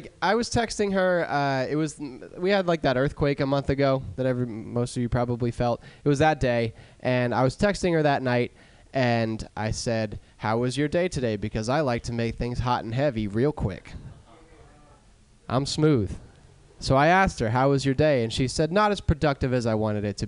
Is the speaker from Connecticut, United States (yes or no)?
no; Pennsylvania, United States; I'm from Pennsylvania